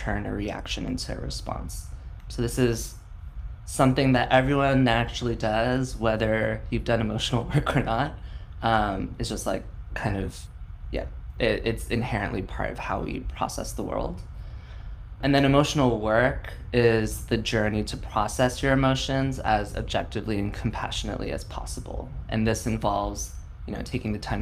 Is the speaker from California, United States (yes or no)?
yes; San Francisco, California, United States; I was born and raised in San Francisco